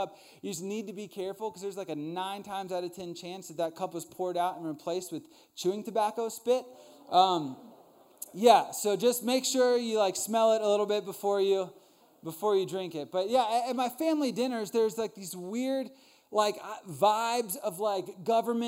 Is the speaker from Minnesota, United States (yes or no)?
no; Northern Virginia, United States; I grew up in Northern Virginia with a really big family